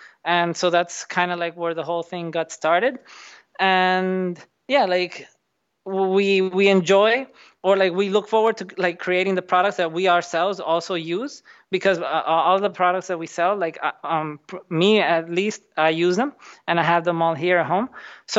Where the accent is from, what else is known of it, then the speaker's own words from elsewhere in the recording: Dominican Republic; moved away as an adult; also born or lived in New Jersey, United States; So I grew up in the Dominican Republic, and I did all my schooling and everything there. But then I went to the U.S., to New Jersey, to do my university.